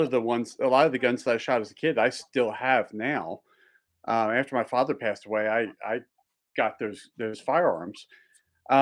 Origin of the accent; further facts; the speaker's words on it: just outside of Philly, Pennsylvania, United States; also born or lived in Delaware / Maryland; now in Montana, United States; I grew up just outside of Philly. So I was an East Coast boy